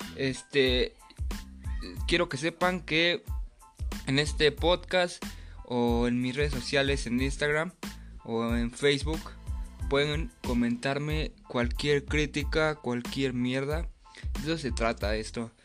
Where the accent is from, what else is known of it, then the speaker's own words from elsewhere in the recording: Mexico City, Mexico; soy de Tláhuac, Ciudad de México